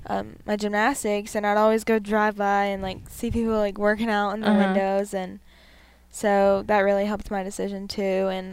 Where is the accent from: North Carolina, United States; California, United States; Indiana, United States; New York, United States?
North Carolina, United States; So I'm 16 years old. I'm from North Carolina. I'm a twin